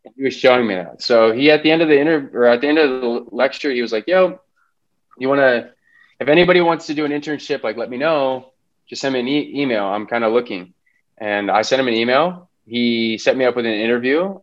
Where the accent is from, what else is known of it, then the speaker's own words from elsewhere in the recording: Los Angeles, California, United States; also born or lived in Boston; I grew up in Los Angeles County, Valley kid.